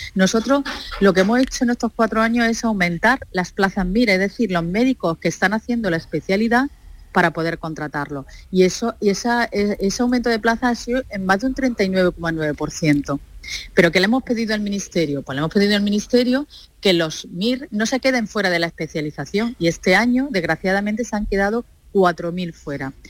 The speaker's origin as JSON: {"language": "Spanish", "region": "Andalusia", "country": "Spain", "said": "nosotros como andaluces"}